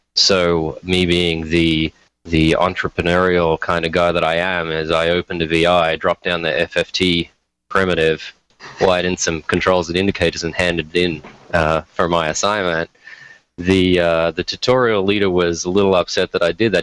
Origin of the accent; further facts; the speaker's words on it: Australia; moved away as an adult; also born or lived in Detroit; now in United States; where I grew up in Australia, it actually snows for about two weeks a year